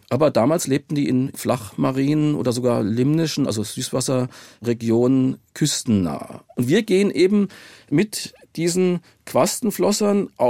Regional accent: Darmstadt, Hesse, Germany; ich komme aus Darmstadt und da ist das Mainzer Becken in der Nähe und die Grube Messel bei Darmstadt

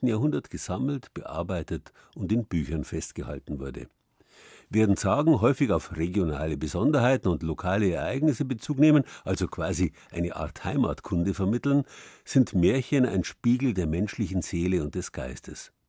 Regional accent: Bavaria, Germany; bei uns in Bayern

